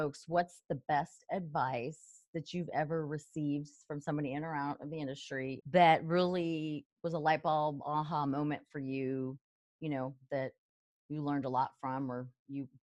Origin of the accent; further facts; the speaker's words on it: El Paso, Texas, United States; I'm from El Paso, Texas.